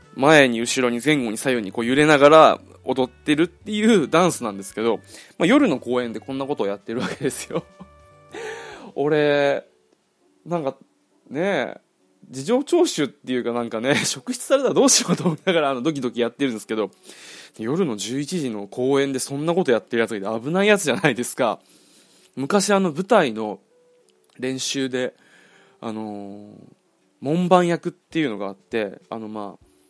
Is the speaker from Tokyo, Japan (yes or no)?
no; Okinawa, Japan; moved away; 地元の沖縄の友達が結婚する